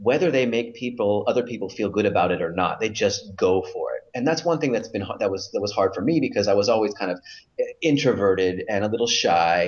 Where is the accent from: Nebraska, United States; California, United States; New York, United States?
California, United States; moved away as an adult; now in Israel; I currently live in Israel, and I was born and raised in California.